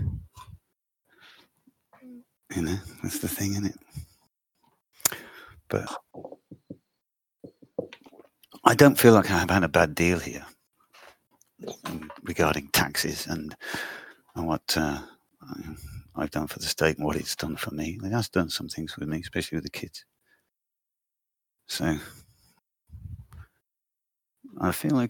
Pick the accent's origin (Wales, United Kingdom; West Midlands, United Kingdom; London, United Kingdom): West Midlands, United Kingdom; Stratford-upon-Avon; now in Düsseldorf, Germany; I grew up in Stratford-on-Avon in the Midlands